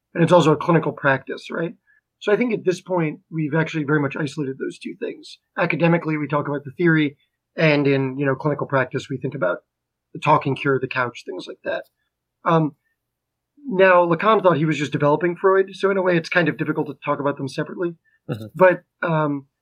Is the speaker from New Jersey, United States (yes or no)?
yes; Garwood, New Jersey, United States; I'm from Garwood, New Jersey.